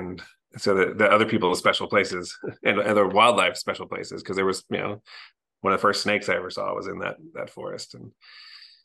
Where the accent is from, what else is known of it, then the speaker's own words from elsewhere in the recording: Cary, North Carolina, United States; I grew up in Cary, a small suburb of Raleigh, the capital of North Carolina